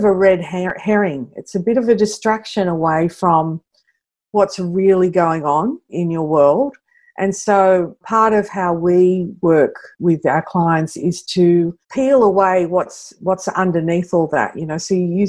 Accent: Sydney, New South Wales, Australia; I grew up in Western Sydney

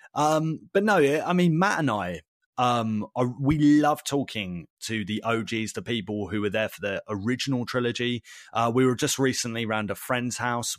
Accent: United Kingdom; we're British

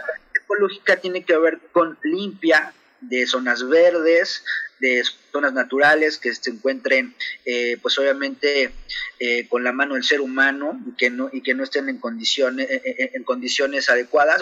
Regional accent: Mexico City, Mexico; now in Chihuahua, Mexico; yo soy originario de la Ciudad de México

